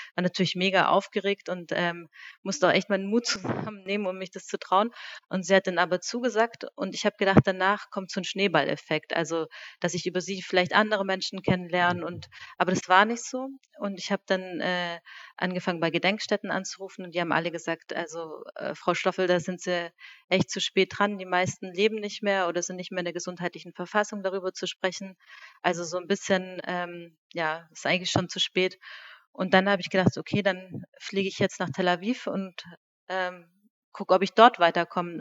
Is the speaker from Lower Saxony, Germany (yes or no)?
no; Reutlingen, Baden-Württemberg, Germany; moved away as an adult; also born or lived in Lake Constance / Stuttgart; now in Berlin, Germany; Ich bin äh, in Reutlingen geboren, ähm, habe die ersten Jahre im Hobuch gelebt, mhm. bin dort auch auf die Hobuchschule gegangen